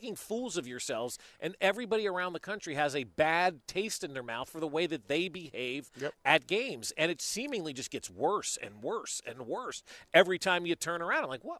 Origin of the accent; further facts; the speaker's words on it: New Jersey, United States; I grew up right outside of New York.